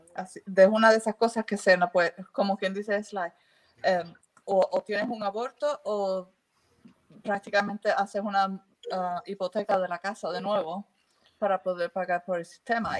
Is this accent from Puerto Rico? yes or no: yes; Puerto Rico; also born or lived in England; now in United Kingdom; yo vengo de Puerto Rico